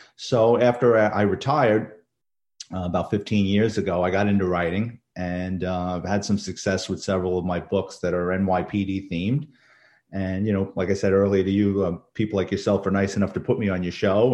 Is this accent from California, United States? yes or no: no; New York City, New York, United States; I grew up in the Bronx, um, New York City kid